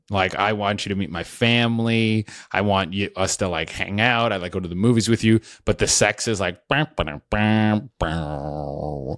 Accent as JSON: {"language": "English", "country": "Canada", "said": "I'm Canadian too"}